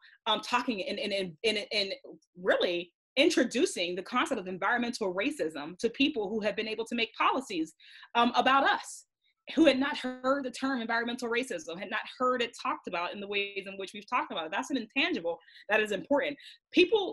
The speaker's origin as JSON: {"language": "English", "town": "Braddock", "region": "Pennsylvania", "country": "United States", "said": "I'm from Braddock"}